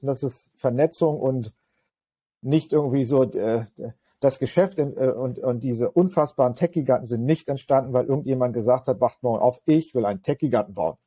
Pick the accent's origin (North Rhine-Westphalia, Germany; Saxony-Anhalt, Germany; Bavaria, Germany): Saxony-Anhalt, Germany; Magdeburg; meine Heimatstadt äh, Magdeburg